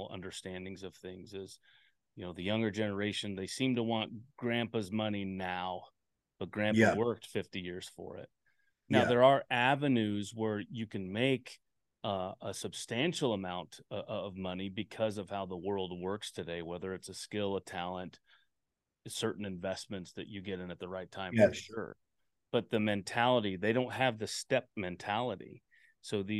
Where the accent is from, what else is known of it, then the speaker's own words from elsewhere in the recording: Anchorage, Alaska, United States; also born or lived in Anaheim, California; now in Reno, United States; I was born in Anaheim and then grew up in Anchorage when my mom left him, and we went up to Anchorage, and then I ended up in Reno. Reno is where I call home, Nevada